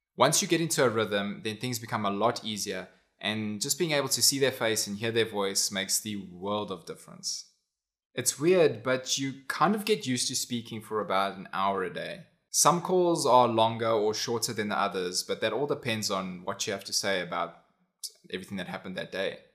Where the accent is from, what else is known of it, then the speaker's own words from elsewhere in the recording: South Africa; also born or lived in United States; I au paired in America, but I'm from South Africa.